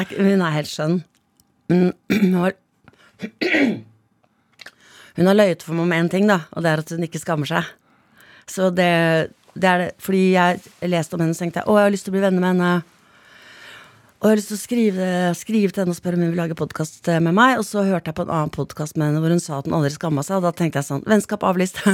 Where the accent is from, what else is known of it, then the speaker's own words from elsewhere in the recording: Stavern, Vestfold, Norway; also born or lived in Andøya; Jeg vokste opp i Stavern sånn stort sett, da. Altså, ja. Vi hadde jo et opphold på tre år i, på, uh, på Andøya